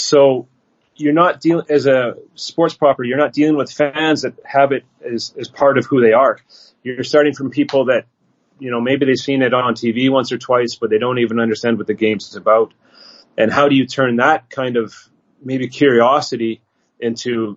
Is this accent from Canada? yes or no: yes; Canada; moved away as an adult; also born or lived in Beijing, China / Shanghai, China; now in China; I'm a Canadian growing up in Canada